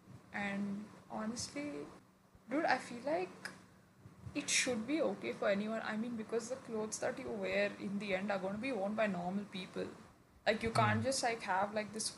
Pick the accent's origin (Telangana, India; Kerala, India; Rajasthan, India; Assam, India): Telangana, India; Hyderabad; I'm from Hyderabad. Born there.